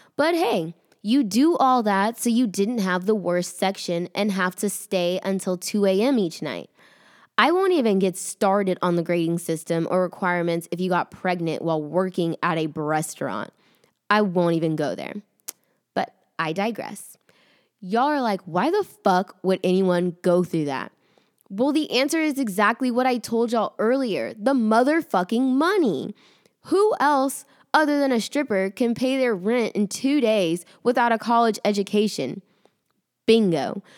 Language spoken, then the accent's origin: English; the South, United States; accent: Southern; my Southern accent